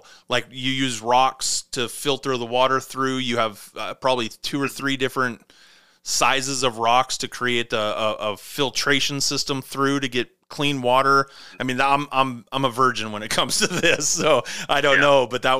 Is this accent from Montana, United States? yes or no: yes; Montana, United States; I grew up in Montana